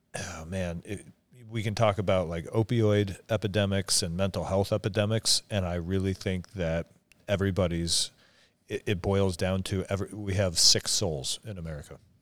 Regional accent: Omak, Washington, United States; where I grew up in Omac, where everybody didn't have a lot of money

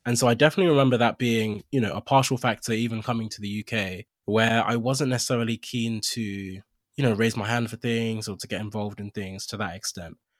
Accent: Nigeria; moved away; also born or lived in Accra, Ghana / United Kingdom; I was born in Accra, I grew up for the most part in Nigeria.

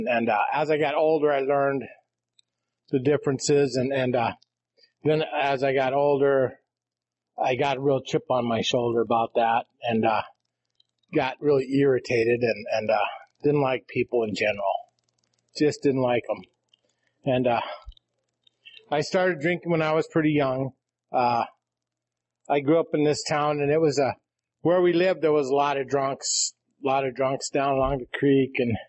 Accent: Rapid City, South Dakota, United States; now in Custer, United States; I'm from South Dakota. I'm from, originally from Rapid City. I live in Custer now.

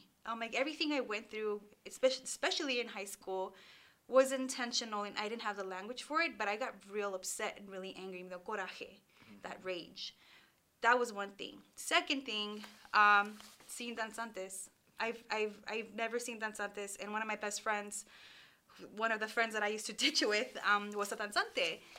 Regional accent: Los Angeles, California, United States; first language Spanish; English is a second language; My parents migrated from Mexico, and so my first language was Spanish. I went to schools, public schools in the Northeast San Fernando Valley, Pacoima specifically

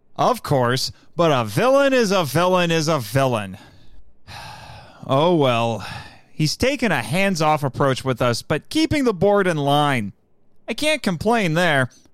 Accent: United States; my home country

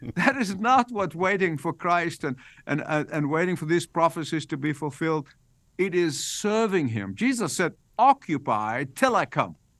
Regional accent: Egypt; moved away as an adult; I was born in Egypt. I lived there the first eighteen years of my life

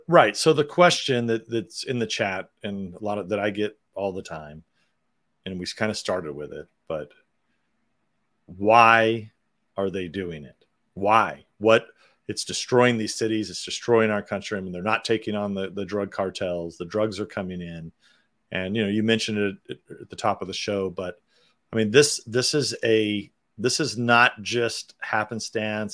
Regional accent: California, United States; my home state of California

